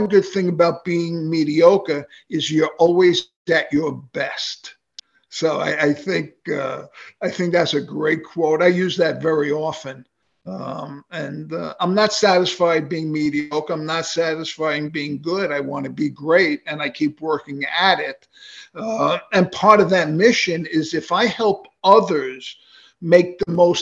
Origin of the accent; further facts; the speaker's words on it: New York City, New York, United States; moved away as an adult; now in Delray Beach, Florida, United States; growing up in New York, I grew up in Queens